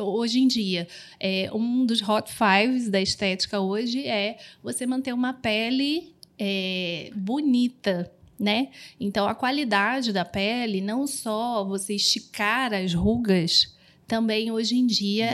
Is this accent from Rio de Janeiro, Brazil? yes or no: yes; Rio de Janeiro, Brazil; sou carioca